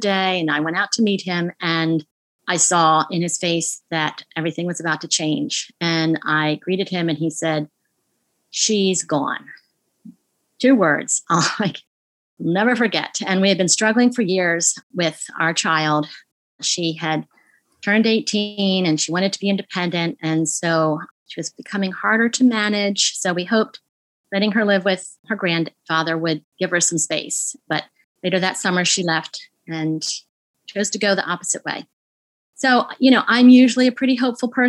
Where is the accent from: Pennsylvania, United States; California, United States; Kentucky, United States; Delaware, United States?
Delaware, United States; I am from Delaware